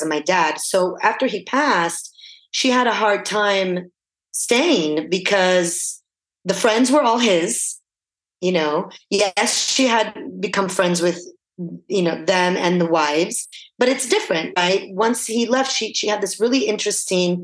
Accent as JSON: {"language": "English", "town": "Florence", "region": "Tuscany", "country": "Italy", "tie": "born or raised there", "moved": "yes", "lives_now": "California, United States", "said": "I was born in Florence"}